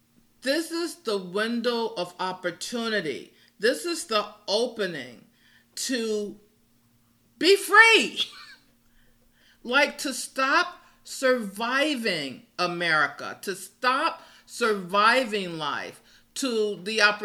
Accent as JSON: {"language": "English", "town": "Gary", "region": "Indiana", "country": "United States", "tie": "born or raised there", "said": "my hometown of Gary, Indiana"}